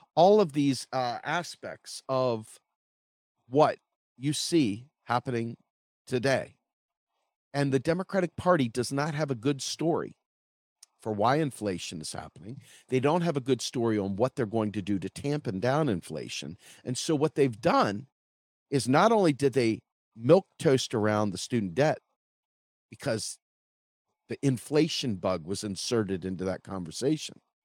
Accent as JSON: {"language": "English", "country": "United States", "said": "I'm an American citizen"}